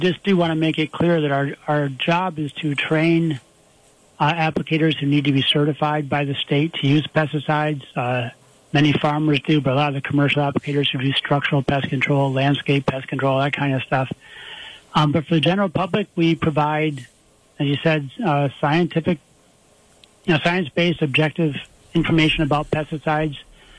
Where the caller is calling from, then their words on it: Homer, New York, United States; I'm at home right now in town of Homer, right near Cortland.